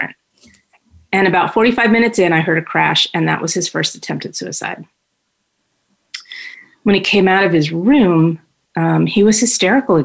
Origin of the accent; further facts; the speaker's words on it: New York, United States; moved away as an adult; now in Phoenix, United States; I'm originally from New York and born and raised there. I moved to the Valley when I was 30